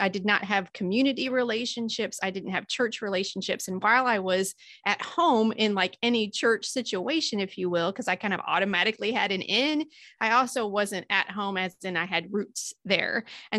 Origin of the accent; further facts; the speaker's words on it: Illinois, United States; I'm from Southern Illinois. So most of my time was in Southern Illinois